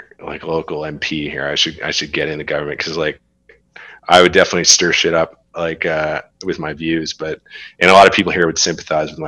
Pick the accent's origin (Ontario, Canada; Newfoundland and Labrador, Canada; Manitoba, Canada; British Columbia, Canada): Newfoundland and Labrador, Canada; also born or lived in Alberta / Saskatchewan; now in Western Canada; Newfoundland is very liberal, very left-leaning, has unfortunately had to rely on government for a long time